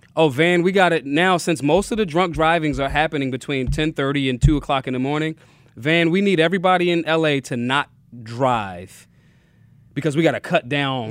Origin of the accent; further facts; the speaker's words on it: Philadelphia, Pennsylvania, United States; I'm from Philly.